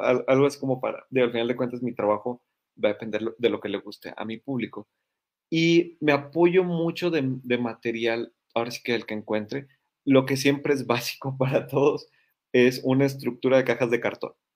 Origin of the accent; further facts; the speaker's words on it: Monterrey, Nuevo León, Mexico; soy regio, orgulloso regio